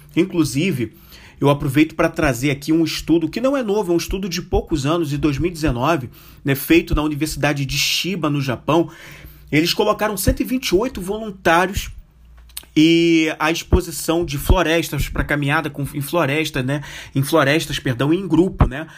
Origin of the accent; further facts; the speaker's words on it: Rio de Janeiro, Brazil; até como cariocas